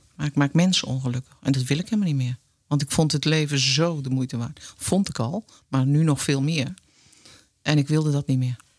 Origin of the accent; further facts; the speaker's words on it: Netherlands; gewoon Hollandse meid